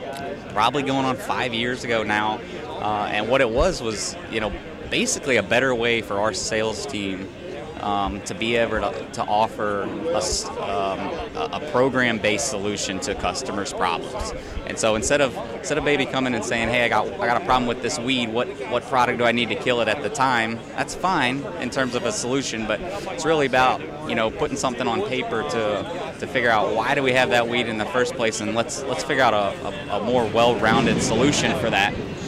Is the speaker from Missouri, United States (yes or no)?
yes; Missouri, United States; now in Georgia, United States; I used to always actually get, even though I was born and raised in Missouri, people used to think my accent was from the Southeast